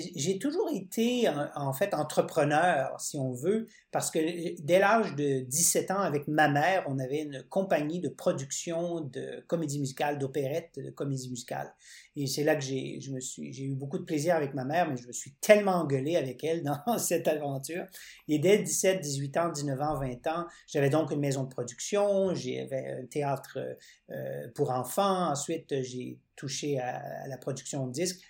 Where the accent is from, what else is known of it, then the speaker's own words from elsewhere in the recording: Winnipeg, Manitoba, Canada; now in Quebec, Canada; je vis euh, au Québec, mais je suis pas québécois d'origine. Je suis né dans l'Ouest canadien, à Winnipeg